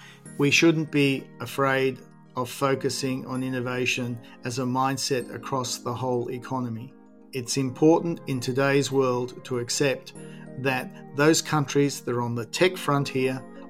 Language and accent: English; Hunter Valley, New South Wales, Australia